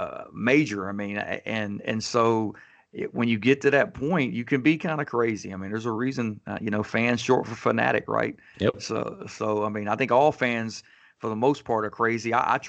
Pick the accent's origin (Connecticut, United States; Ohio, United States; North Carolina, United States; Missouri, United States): North Carolina, United States; Fayetteville; now in Raleigh, United States; me, I grew up right outside of Fayetteville, which is about an hour away. But I came to NC State for college, and I just stayed around, and so I stayed in Raleigh.